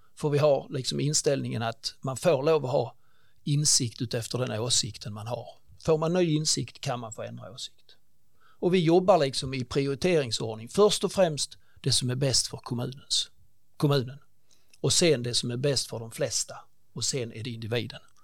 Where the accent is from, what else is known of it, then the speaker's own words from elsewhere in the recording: Ängelholm, Skåne, Sweden; also born or lived in Tånga / Stockholm; jag är uppväxt ute i Tånga faktiskt och därefter i Ängelholm under många år